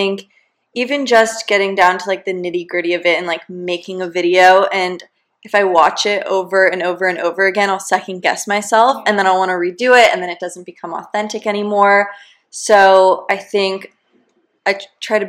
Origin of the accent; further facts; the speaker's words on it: San Diego, California, United States; moved away; when I was growing up in San Diego, going to high school